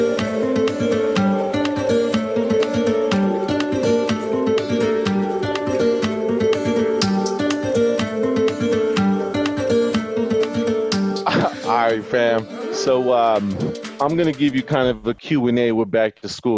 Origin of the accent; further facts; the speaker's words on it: Santa Maria Projects, Texas, United States; I'm from Santa Maria Projects.